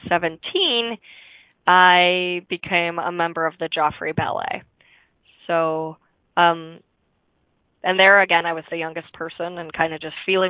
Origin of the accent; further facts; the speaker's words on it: Chicago, Illinois, United States; I was born in Chicagoland, so a little bit south of the city